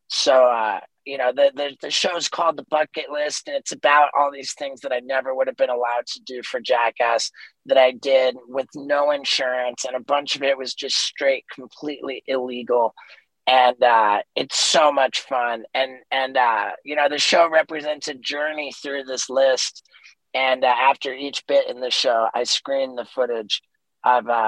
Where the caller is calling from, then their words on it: Los Angeles, California, United States; I am in Los Angeles.